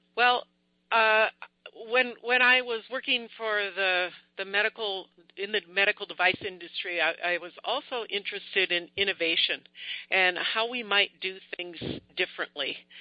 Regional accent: Minneapolis, Minnesota, United States; I'm from Minneapolis, Minnesota, USA

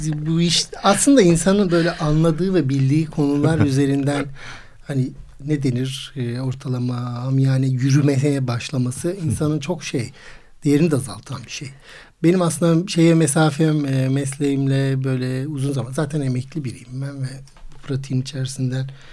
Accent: Istanbul, Turkey; İstanbul doğumluyum

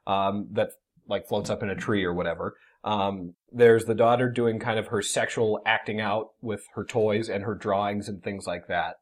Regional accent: Marshfield, United States; my hometown of Marshfield

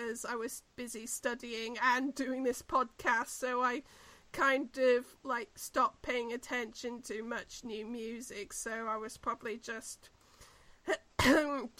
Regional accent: New Zealand; we're both from New Zealand

